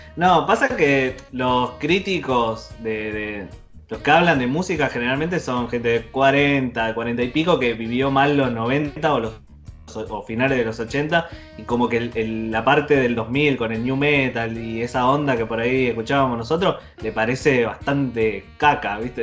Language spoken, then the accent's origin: Spanish; Merlo, Buenos Aires Province, Argentina; born or raised there